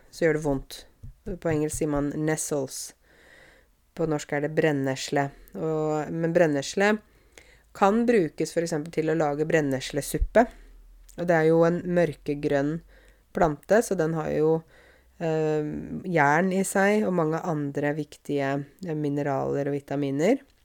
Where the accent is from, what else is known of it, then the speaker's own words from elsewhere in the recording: Åmot, Norway; moved away; jeg vokste opp i Åmot. Jeg vokste opp på landet